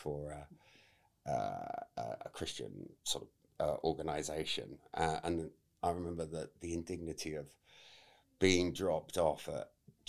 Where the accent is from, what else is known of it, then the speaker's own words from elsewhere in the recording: Beer, South West England, United Kingdom; I grew up I was born in a fishing village called Beer in Devon